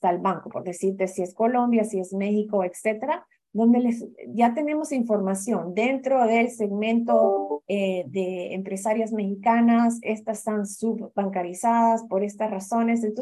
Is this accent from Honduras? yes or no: yes; Honduras; also born or lived in Cuba; yo soy hondureña cubana, entonces tengo una mezcla interesante, pero muy eh, basada en esa migración, ¿no?